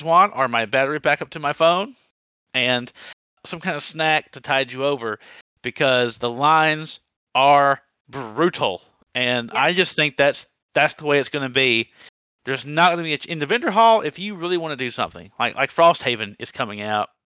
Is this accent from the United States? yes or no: yes; the South, United States; I'm from the South.